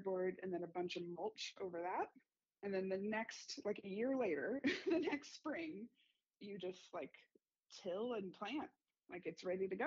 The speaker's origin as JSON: {"language": "English", "region": "California", "country": "United States", "moved": "as an adult", "lives_now": "Berkley, Michigan, United States", "said": "I moved to Michigan in the fall of 2020. I am originally from California"}